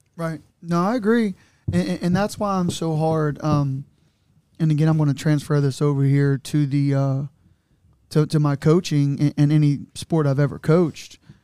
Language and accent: English; Newport, Kentucky, United States; I grew up in the West in a Newport on welfare